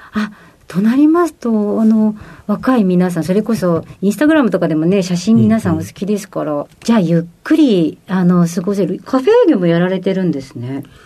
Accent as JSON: {"language": "Japanese", "town": "Miyoshi", "region": "Hiroshima", "country": "Japan", "tie": "born or raised there", "also_born_or_lived": "Tokyo", "moved": "as an adult"}